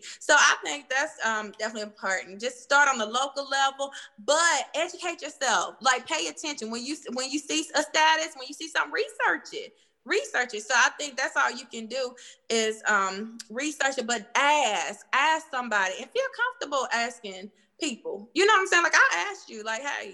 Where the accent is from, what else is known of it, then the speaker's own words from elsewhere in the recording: Cartersville, Georgia, United States; I'm from Cartersville